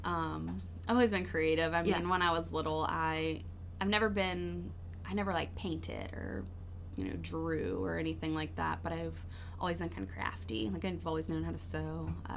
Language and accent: English; New Orleans, Louisiana, United States; I'm from New Orleans